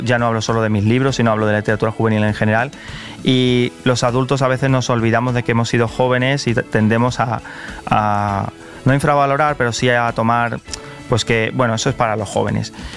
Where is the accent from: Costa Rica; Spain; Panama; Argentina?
Spain; Carmona, Andalusia; also born or lived in Seville; la ciudad en la que me crié. Eh, aunque yo soy de Carmona, iba todos los fines de semana a Sevilla